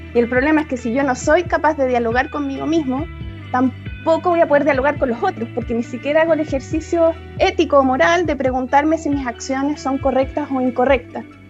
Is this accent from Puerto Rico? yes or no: no; Chile; Nosotros como ciudadanos chilenos